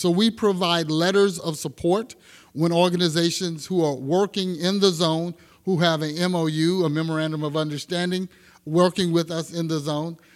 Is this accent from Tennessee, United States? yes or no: no; Texas, United States; now in Sacramento, United States; I'm from Texas, and my grandparents, uh, had a small farm